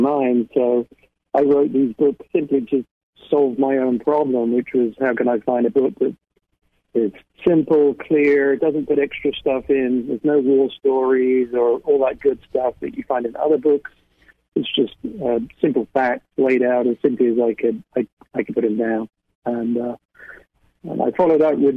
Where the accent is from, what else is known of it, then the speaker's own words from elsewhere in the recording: United Kingdom; moved away; I grew up in the United Kingdom